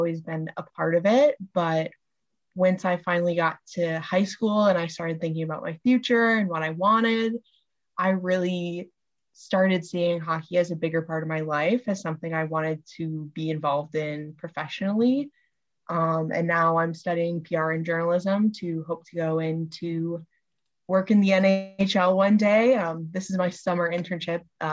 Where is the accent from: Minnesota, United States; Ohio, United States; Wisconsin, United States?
Minnesota, United States; I grew up in Minnesota, that's how I became a Minnesota Wild fan